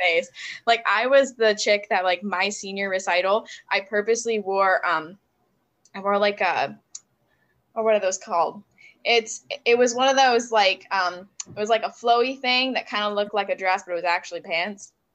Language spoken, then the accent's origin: English; Buffalo, New York, United States; moved away as an adult; also born or lived in Cleveland; I grew up in the Buffalo area.